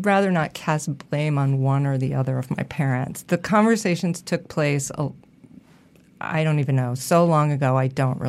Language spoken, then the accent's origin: English; Massachusetts, United States; In Massachusetts.